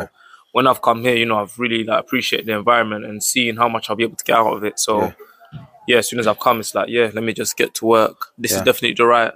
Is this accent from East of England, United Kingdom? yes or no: no; Bromley, London, United Kingdom; born or raised there